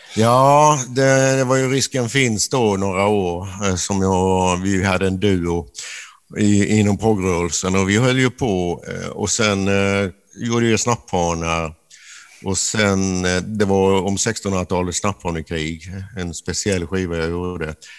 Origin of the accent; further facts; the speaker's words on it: a village in northern Skåne, Sweden; i den här nordskånska byn där jag växte upp